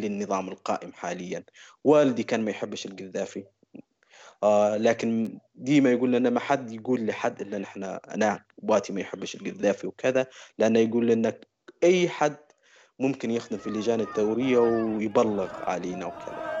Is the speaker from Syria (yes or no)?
no; Kufra, Kufra District, Libya; moved away as an adult; نسكن في مدينة في أقصى جنوب بشرق ليبيا اسمها تازر أو الكفرة عشت طفولتي ومراهقتي